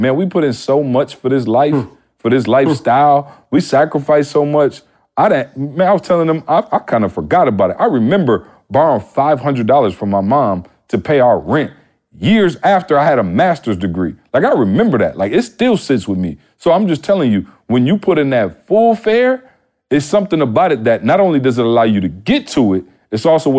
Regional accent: Midwest, United States; I'm from the Midwest. I didn't even know motivational speaking was a career.

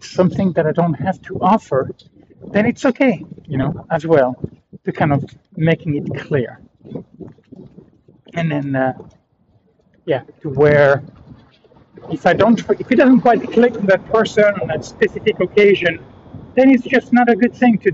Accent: France; I'm from France

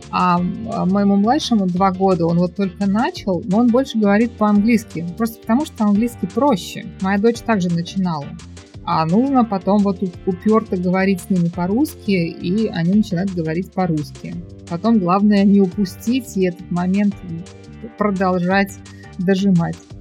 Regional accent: Tashkent, Uzbekistan; moved away as an adult; now in Malaysia; в Ташкенте, откуда я родом.

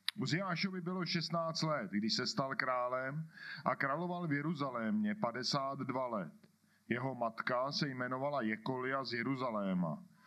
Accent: Kladno, Central Bohemian Region, Czechia; accent: Kladno; kladenským přízvukem přečtu

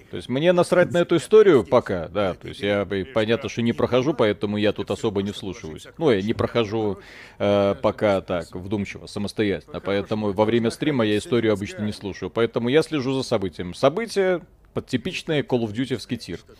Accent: Israel; Я помню сообщения из Израиля, сам оттуда

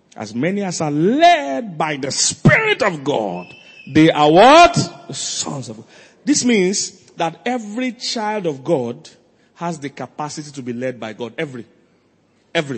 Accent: Lagos, Nigeria; moved away; also born or lived in Makurdi; I'm from Lagos

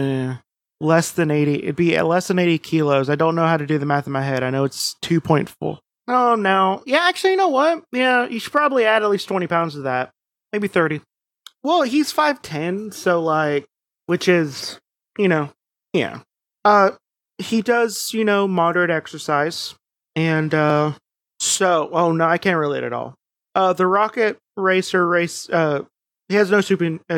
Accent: United States

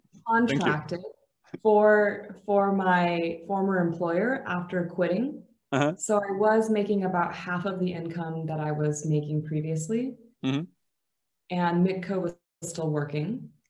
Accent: San Francisco Bay Area, California, United States; moved away as an adult; also born or lived in Atlanta, Georgia / Los Angeles, California; now in Bulgaria; I was born in Atlanta, Georgia. I moved to California, specifically the Bay Area, at a very young age.

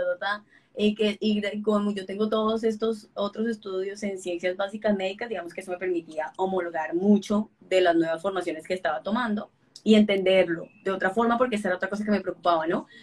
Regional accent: Colombia; mi país, Colombia

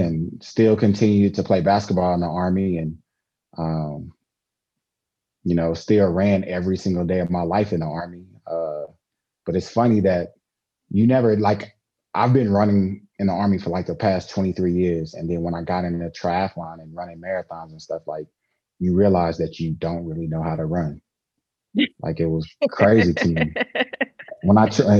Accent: Dallas, Texas, United States; moved away; also born or lived in Amarillo, Texas / Arkansas; raised practically all my life, made like age of 5 on in Dallas, Texas. So I just claim Dallas.

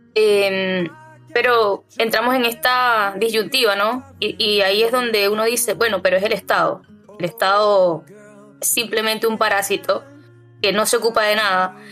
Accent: Venezuela; now in Chile; lo viví eh, muchas veces en mi país. Eh, fui víctima de robos a mano armada.

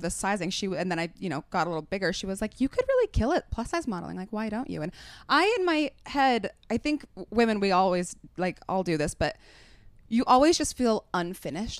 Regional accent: Utah, United States; moved away as an adult; I grew up in Utah

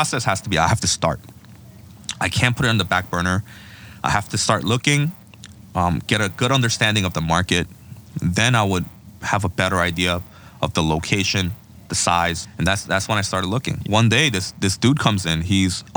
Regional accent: Seoul, South Korea; now in New York, United States; It's the name of my hometown in Korea, where I was born and raised

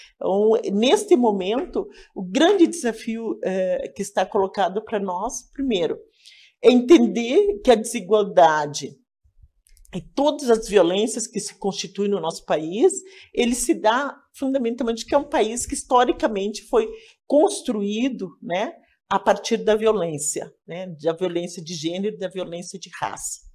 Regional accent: Laranjeiras, Rio Grande do Sul, Brazil; now in Porto Alegre, Brazil; Sou natural de Laranjeiras, uma cidade no interior do Rio Grande do Sul.

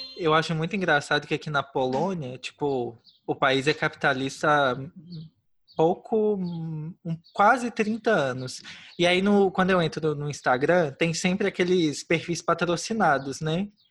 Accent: Brazil; now in Poland; eu sou brasileiro

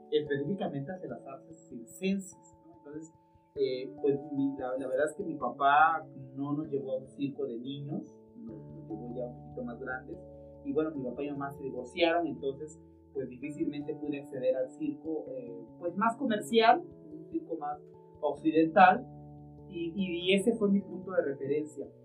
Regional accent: Acatlán, Puebla, Mexico; yo soy de Gabriel Barrera, nací aquí en Acatlán

